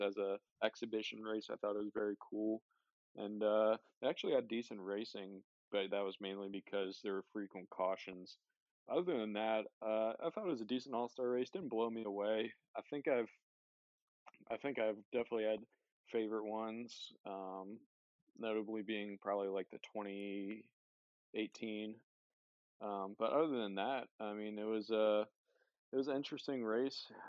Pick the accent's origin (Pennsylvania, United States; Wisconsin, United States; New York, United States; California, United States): Pennsylvania, United States; near Philadelphia; I grew up near Philadelphia, so I was a Phillies fan